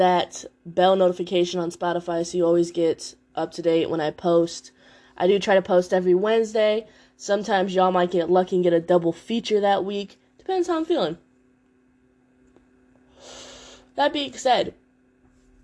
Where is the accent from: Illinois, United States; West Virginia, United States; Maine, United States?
Illinois, United States; Chicago; now in North Carolina, United States; I'm in Chicago currently right now. Y'all know I live in North Carolina, but I love my hometown